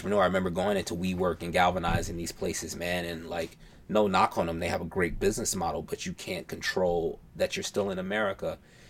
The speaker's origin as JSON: {"language": "English", "region": "New York", "country": "United States", "tie": "born or raised there", "also_born_or_lived": "Alabama / Atlanta", "said": "Like, I grew up in New York. I went to school in Alabama, hung out in Atlanta."}